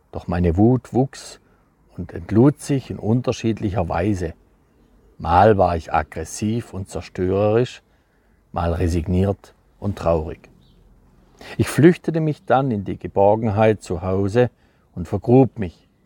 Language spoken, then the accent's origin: German; Neustadt, Baden-Württemberg, Germany; also born or lived in Freiburg; so bin ich auf die Welt gekommen, in Fribourg und dann aufgewachsen in Roderberg, auf dem Kernerhof vor der Bergischen, kleiner Ortsteil von in Neustadt, der kleinste überhaupt.